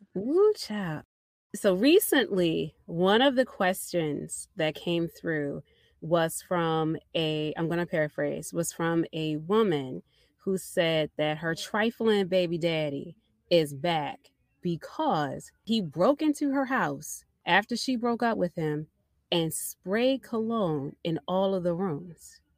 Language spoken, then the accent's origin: English; Baltimore, Maryland, United States; everybody knows I'm from Baltimore and I'm from over west, but I grew up in the West Indian section of Baltimore City